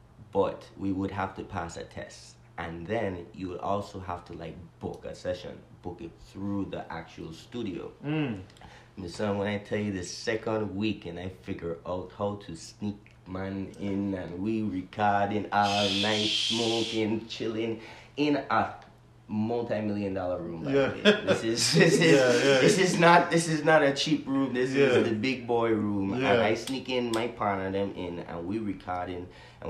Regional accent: U.S. Virgin Islands; wanting to be different with my music from normally what you hear growing up in the Virgin Islands.

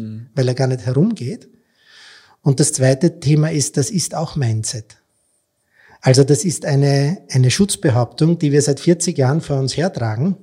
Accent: Austria; als Österreicher

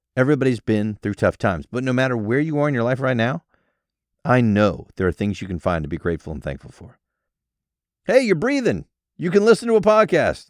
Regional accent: United States; I was born in the United States

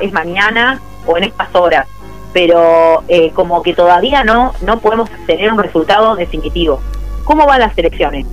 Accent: Argentina; tenemos como Argentina dos desafíos

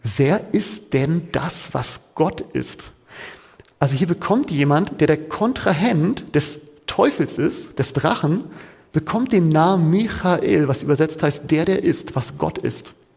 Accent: Hamburg, Germany; Da, wo ich ursprünglich herkomme, wo ich auch geboren bin

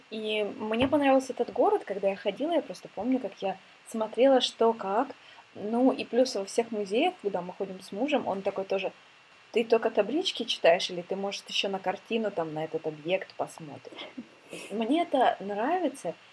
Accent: Ukraine; now in Sweden; так и у меня начало много что меняться с того момента, как я переехала из Украины.

